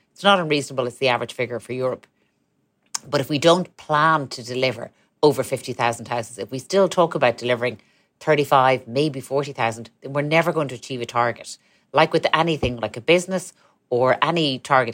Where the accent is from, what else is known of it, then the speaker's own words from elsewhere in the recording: Ireland; we're a country, we're a tiny country